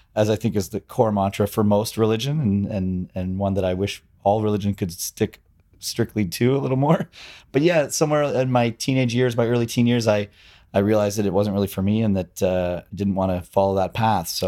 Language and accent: English; Toronto, Ontario, Canada; I grew up in Scarborough, you know, a suburban, suburban, uh, neighborhood outside of Toronto